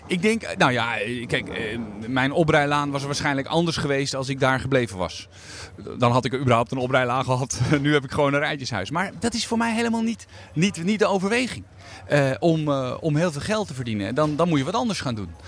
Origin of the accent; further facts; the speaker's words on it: Netherlands; Ik ben een inwoner van Nederland met een, eh, eh, een, bijzondere status